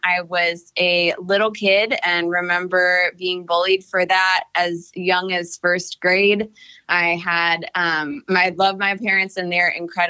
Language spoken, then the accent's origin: English; Cleveland, Ohio, United States; now in Atlanta, United States; So I came from Cleveland, Ohio to Atlanta. I just had a total crush on Atlanta.